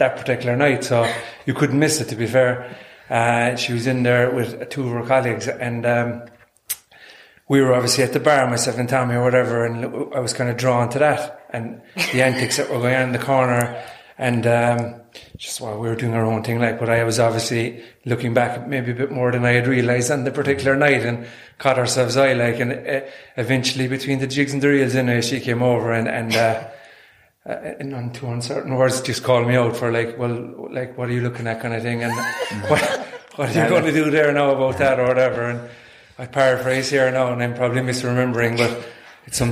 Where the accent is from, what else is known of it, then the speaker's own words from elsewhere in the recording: Kerry, Munster, Ireland; moved away as an adult; now in Cork, Ireland; I'm originally from Kerry, but I'm in Cork.